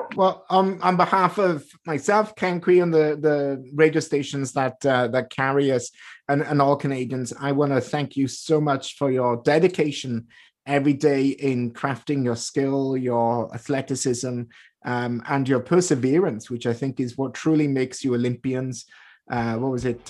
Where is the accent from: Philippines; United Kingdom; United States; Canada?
United Kingdom; moved away; I grew up in Britain